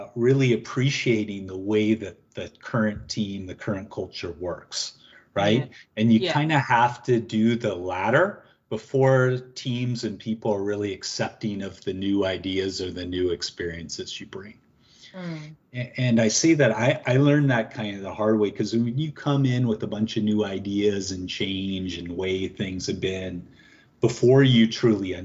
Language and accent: English; Seattle, Washington, United States; moved away as an adult; also born or lived in Geneva, Switzerland; now in Toronto, Canada; being a American born and raised in Seattle who never lived outside the U.S., let alone really the Washington state